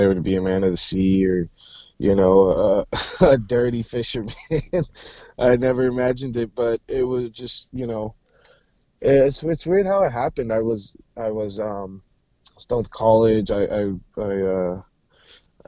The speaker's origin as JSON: {"language": "English", "region": "Washington", "country": "United States", "tie": "born or raised there", "also_born_or_lived": "San Jose, California / Alaska", "said": "I lived there until I was like 10, and then, life events pushed us up to Washington, I grew up out here"}